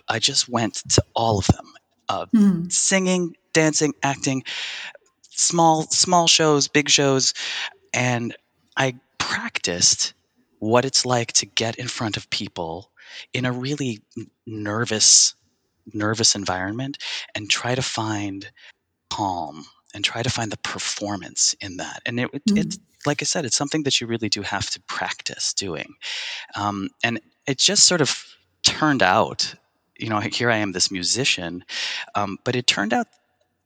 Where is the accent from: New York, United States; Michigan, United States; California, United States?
New York, United States; Buffalo; now in New York City, United States; I grew up in Buffalo